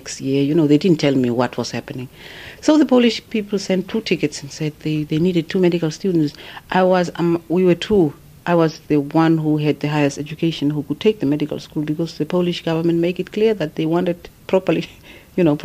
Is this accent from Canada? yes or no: no; Fransfontein, Kunene, Namibia; moved away as an adult; also born or lived in Otjiwarongo, Namibia / Warsaw, Poland; born in Francfontein. And I grew up there with my grandmother. And usually it's our tradition that your grandparents take you. They don't want you to stay in the towns. And when I was 12, my mother came and picked me up. And I grew up in Ochwarongo